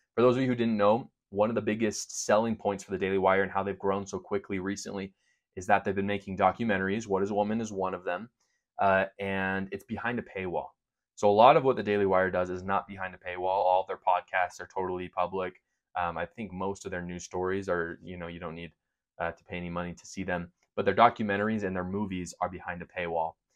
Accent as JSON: {"language": "English", "region": "Utah", "country": "United States", "said": "I am from Utah"}